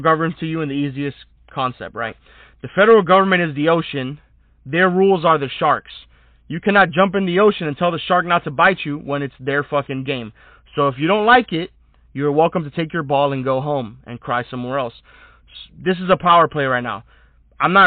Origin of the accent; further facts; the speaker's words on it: United States; as an American